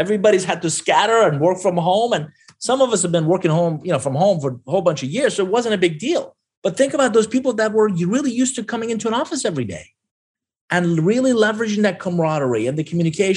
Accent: Iran; now in United States; I'm originally from Iran.

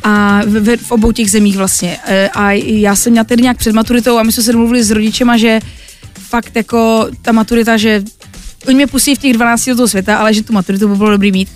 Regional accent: Těšín region, Moravian-Silesian Region, Czechia; also born or lived in Poland; je to můj můj kraj, je to, protože jsem Polka

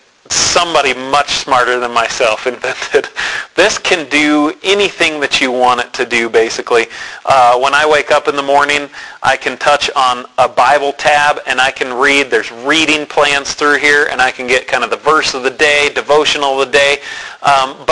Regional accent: Denver, Colorado, United States; I grew up in Denver, went to an amazing church, Calvary Temple

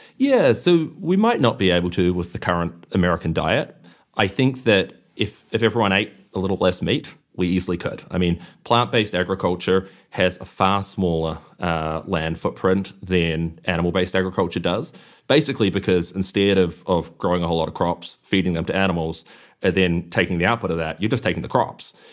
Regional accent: New Zealand; I grew up in New Zealand where you don't ever see factory farms

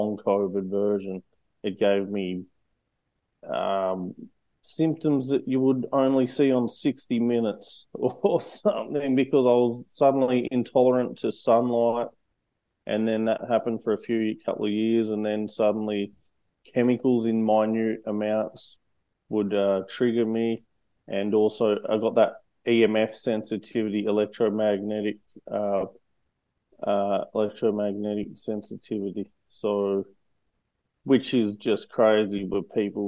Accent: Australia; also born or lived in United States; So from Australia, but I've lived all around the world. So I'm quite well versed in globally, but I'm from Australia

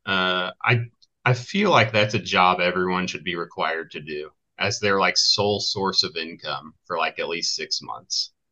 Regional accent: Carmel, Indiana, United States; I grew up in Carmel, Indiana, which is where Rough Notes is located

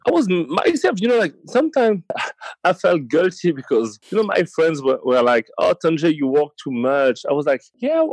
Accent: Paris, Île-de-France, France; Born and raised in Paris.

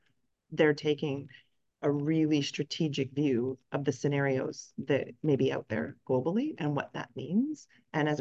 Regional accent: Canada; As a Canadian

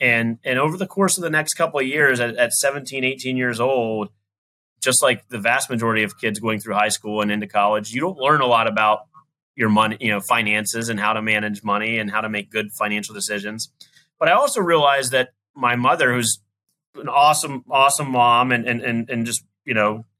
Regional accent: Southern West Virginia, United States; I grew up in West Virginia, in Southern West Virginia, and, you know, had a wonderful, wonderful childhood

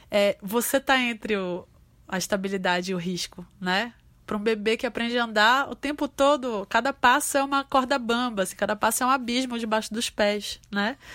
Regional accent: North Region, Brazil; Um pouco você tá é, no mundo e sendo nortista, sendo uma mulher é, afro-indígena, né?

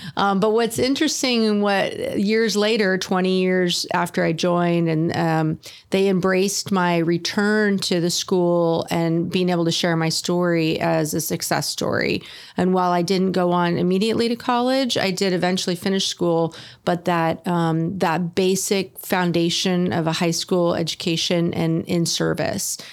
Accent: Sonoma County, Northern California, United States; moved away as an adult; now in Oceanside, United States; I was born and raised in Northern California in Sonoma County

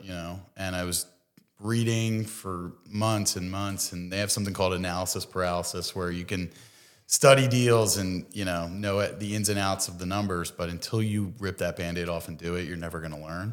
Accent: Bensalem, Pennsylvania, United States; also born or lived in Philadelphia; I grew up in Bucks County, um, so grew up in Ben Salem

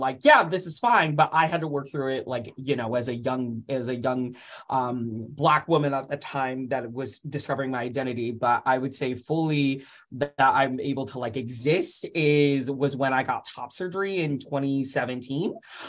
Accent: Midwest, United States; now in Davis, United States; I lived in a tiny little Midwestern little town

